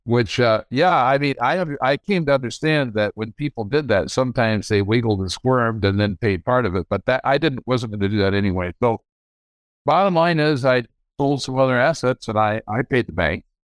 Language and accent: English; Grand Rapids, Michigan, United States; I grew up in Grand Rapids, Michigan. I was born here in nineteen forty-three.